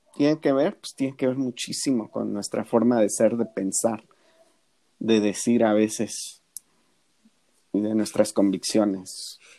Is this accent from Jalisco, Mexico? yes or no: no; Santa Ana Yareni, Oaxaca, Mexico; somos de los valles centrales, de un poblado que se llama Santana Yareni